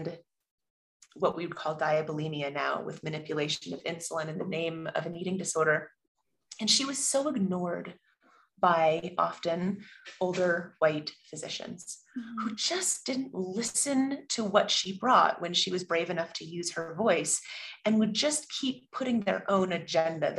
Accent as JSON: {"language": "English", "region": "California", "country": "United States", "tie": "born or raised there", "moved": "as an adult", "said": "I grew up in California and went back east for school"}